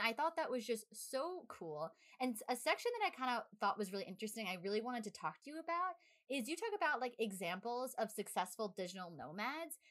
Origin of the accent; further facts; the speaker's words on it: New York, United States; we're from New York